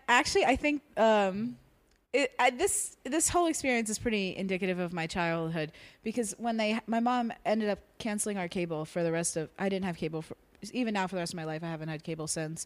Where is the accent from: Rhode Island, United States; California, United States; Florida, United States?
Florida, United States; South; I grew up in South Florida, s, between uh, Fort Lauderdale and Miami.